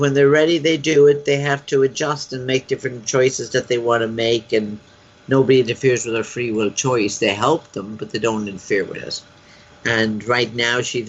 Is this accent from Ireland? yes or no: yes; Ireland; accent: Irish; my Irish accent